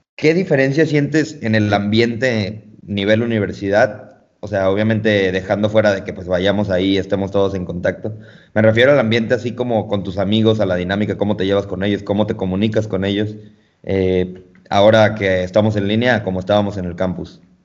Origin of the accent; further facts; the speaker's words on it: Mexico; Nosotros como mexicanos